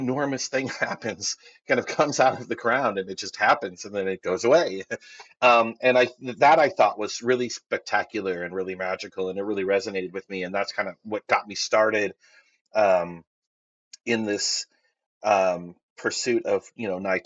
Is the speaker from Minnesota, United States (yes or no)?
no; Northern California, United States; When I was younger, I lived up in Northern California